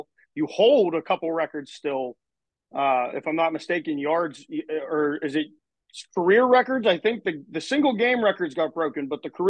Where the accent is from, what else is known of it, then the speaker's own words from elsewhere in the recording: Scott Township, Pennsylvania, United States; also born or lived in Plum, Pennsylvania; I grew up in Scott Township.